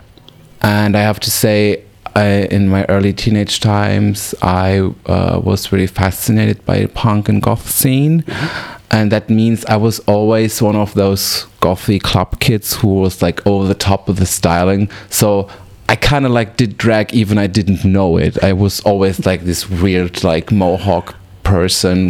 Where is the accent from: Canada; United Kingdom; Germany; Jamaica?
Germany; Weil am Rhein, Baden-Württemberg; English is a second language; moved away as an adult; also born or lived in Freiburg im Breisgau; now in Berlin, Germany; I am from South Germany, a little city called Weil am Rhein. I moved when I was a teenager to Freiburg in Breisgau.